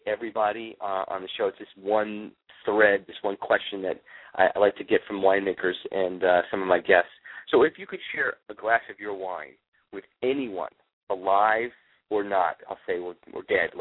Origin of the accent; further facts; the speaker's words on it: New York, United States; also born or lived in California; now in Florida, United States; I grew up in New York